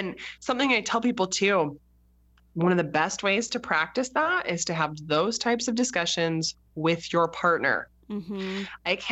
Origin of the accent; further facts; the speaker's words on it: United States; we're American